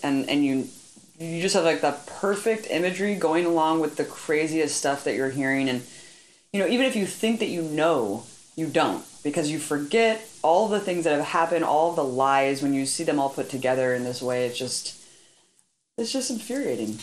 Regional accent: United States; I'm American

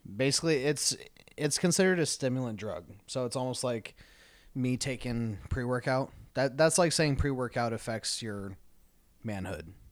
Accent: Tucson, Arizona, United States; growing up in Tucson

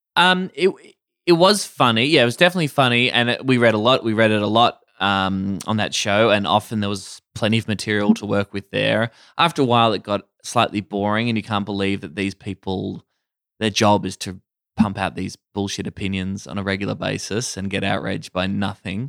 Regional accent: Warrnambool, Victoria, Australia; moved away as an adult; growing up in Warrnambool in country

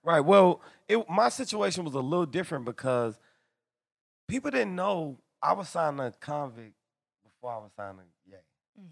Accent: Atlanta, Georgia, United States; I'm from the hood. I'm I'm I'm from Atlanta

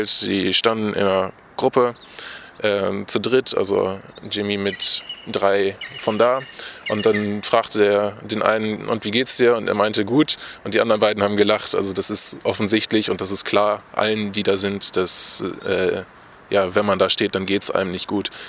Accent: Diepenau, Lower Saxony, Germany; Okay, also … ich komme aus Diepenau, das liegt äh, in Niedersachsen, in der Nähe von Espelkamp, also direkt an der Grenze.

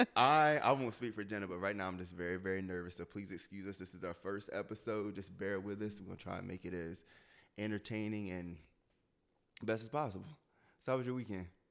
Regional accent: Delaware, United States; moved away as an adult; I'm from Delaware, and so Delaware is predominantly white.

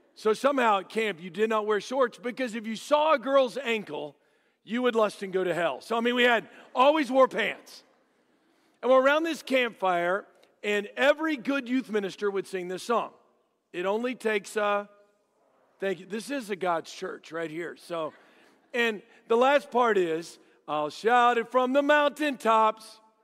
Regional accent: Dallas, Texas, United States; I grew up in Dallas.

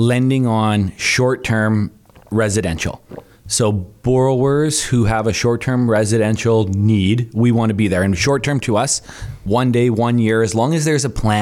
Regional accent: Thunder Bay, Ontario, Canada; now in Calgary, Canada; Thunder Bay, Ontario

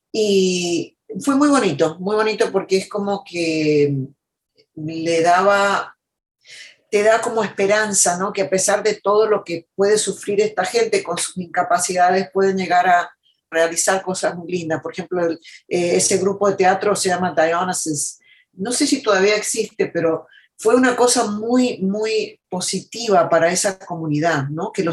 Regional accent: United States; born there; Yo nací en Estados Unidos, mis padres eh, argentinos, mi mamá era hija de sirios libaneses mi papá hijo de, de catalanes de España, Mm. Y yo nací aquí en Estados Unidos

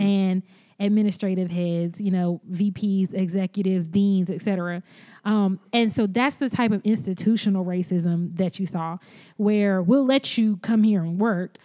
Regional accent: the South, United States; moved away; also born or lived in Boston; being Black American and having a Southern Black American experience

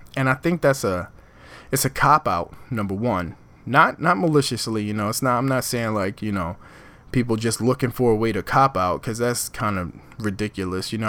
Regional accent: Philadelphia, Pennsylvania, United States; moved away as an adult; now in Newark, United States; I'm born and raised in Philadelphia, North Philadelphia

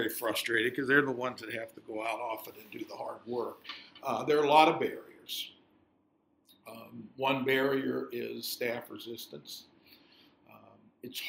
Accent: Youngstown, Ohio, United States; I was born and raised in Youngstown, Ohio, which is an old steel town in northeast Ohio.

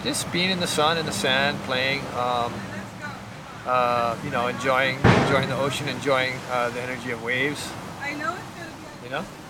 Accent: Hawaii, United States; I was born in Hawaii

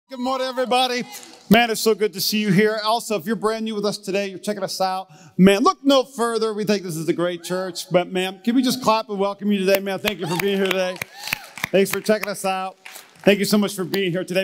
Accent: North Dakota, United States; I'm from the Midwest. I'm from North Dakota

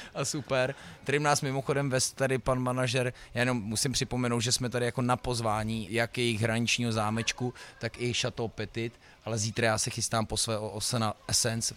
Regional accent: Most, Ústí nad Labem Region, Czechia; also born or lived in Louny; to je trošku můj hometown, já jsem se narodil jo, jo. jako v mostecký porodnici, občas musím odpovídat do médií, jako eh, rodák z Mostu, vždycky říkám, prosím vás, ale já nejsem rodák

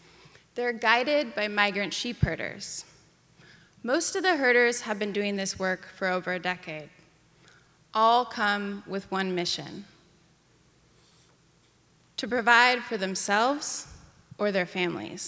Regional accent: Ketchum, Idaho, United States; my hometown of Ketchum, Idaho

